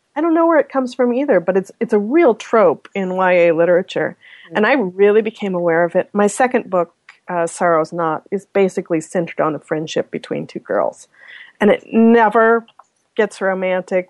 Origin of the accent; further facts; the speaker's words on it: Omaha, Nebraska, United States; moved away as an adult; now in Canada; I'm from Nebraska, and Omaha, as you might or might not know, is or at least was when I was growing up, the number one nuclear target